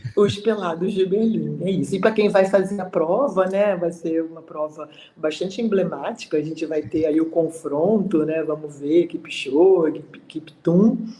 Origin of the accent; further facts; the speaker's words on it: Brazil; não moro, eu, eu, eu sou do Brasil